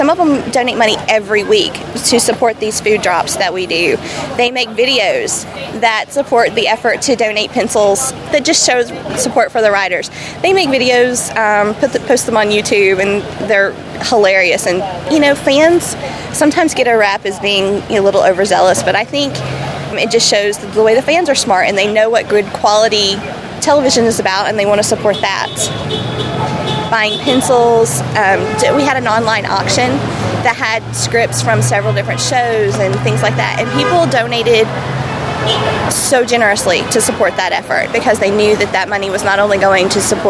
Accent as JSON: {"language": "English", "town": "Atlanta", "region": "Georgia", "country": "United States", "said": "Well, I know because I come from Atlanta, where a great deal of actors come out for pilot season."}